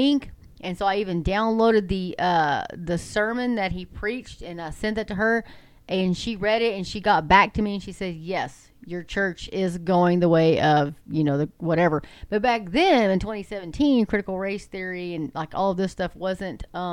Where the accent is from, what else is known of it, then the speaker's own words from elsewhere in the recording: Texas, United States; I'm from Texas